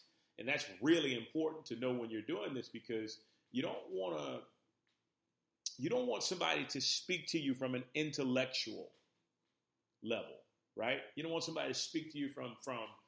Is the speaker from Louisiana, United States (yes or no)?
yes; New Orleans, Louisiana, United States; moved away as an adult; now in Los Angeles, United States; So I grew up in New Orleans, Louisiana. And I spent pretty much almost 30 years in New Orleans